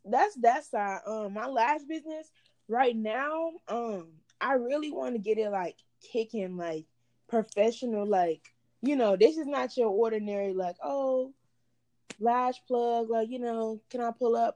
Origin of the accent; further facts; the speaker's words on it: Baytown, Texas, United States; moved away as an adult; also born or lived in Houston, Texas; now in Dallas, United States; I was born in Houston. Um, I live in Baytown, Texas. It's like a small city that's like in the Houston area. Um, well, I was raised in Baytown, Texas